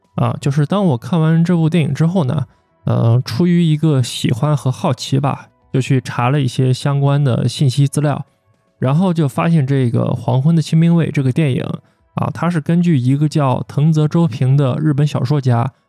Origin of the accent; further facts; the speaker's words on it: China; 在我们中国人看来